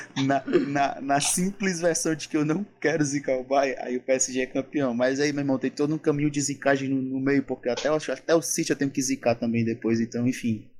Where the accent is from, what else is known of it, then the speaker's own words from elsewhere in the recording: Brazil; a gente é do Brasil